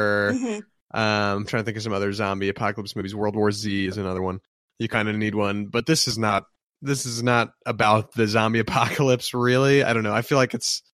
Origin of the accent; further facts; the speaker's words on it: United States; as a American film connoisseur